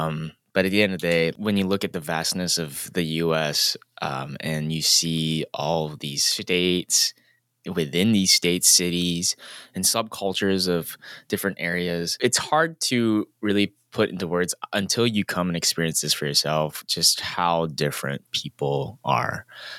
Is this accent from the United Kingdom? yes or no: no; Singapore; But at the end of the day, growing up in Singapore and then comparing that to even in small town America, it's just night and day.